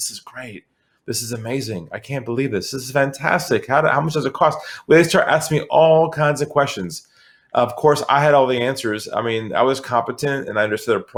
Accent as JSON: {"language": "English", "town": "San Diego", "region": "California", "country": "United States", "moved": "as an adult", "lives_now": "Sydney, Australia", "said": "I'm originally from California, from San Diego. I now live in Australia, in Sydney."}